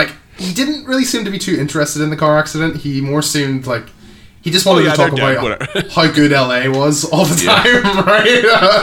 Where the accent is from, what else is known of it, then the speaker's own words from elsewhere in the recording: Canada; I'm Canadian. He's Canadian.